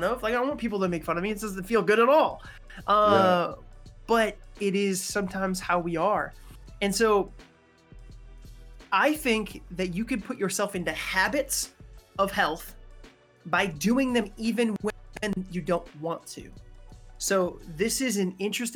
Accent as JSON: {"language": "English", "area": "Massachusetts, New York", "region": "Northeast", "country": "United States", "tie": "born or raised there", "said": "I'm a Northeastern, right? A New Englander. I was raised in Massachusetts, New York."}